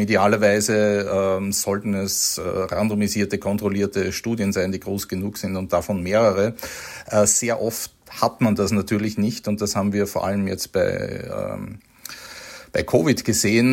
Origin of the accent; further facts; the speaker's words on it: Austria; als Österreicher